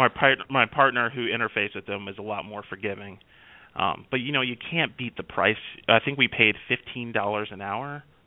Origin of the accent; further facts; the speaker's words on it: United States; I'm an American